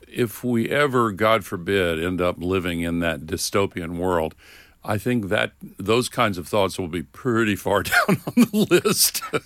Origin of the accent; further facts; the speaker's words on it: the South, United States; When I was growing up in the South, in the Uni-, United States